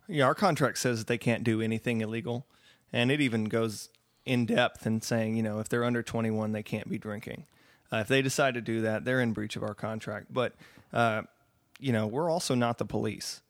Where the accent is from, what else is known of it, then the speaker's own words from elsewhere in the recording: Austin, Texas, United States; we're from Austin. Myself and my booking agents are all from Austin